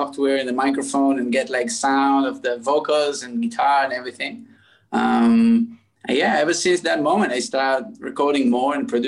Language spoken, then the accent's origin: English; Tel Aviv, Tel Aviv District, Israel; I was born in Tel Aviv.